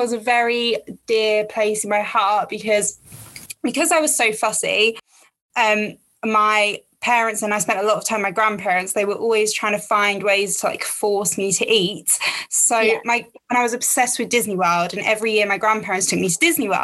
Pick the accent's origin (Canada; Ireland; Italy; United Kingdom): United Kingdom; Essex, East of England; I am from Essex